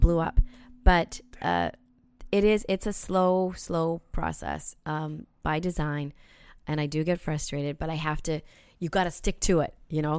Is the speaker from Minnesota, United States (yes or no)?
yes; South Saint Paul, Minnesota, United States; moved away as an adult; also born or lived in Winnipeg; growing up in South Saint Paul